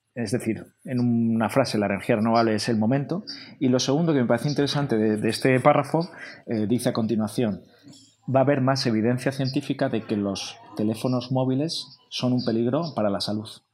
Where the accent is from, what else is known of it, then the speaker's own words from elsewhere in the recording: Spain; Como español de cultura latina, que nos gusta sociabilizar el bar, la terraza